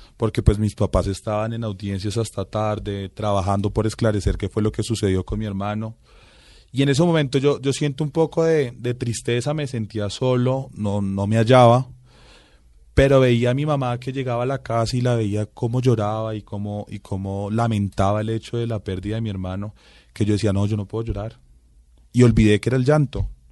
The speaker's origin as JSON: {"language": "Spanish", "region": "Bogotá", "country": "Colombia"}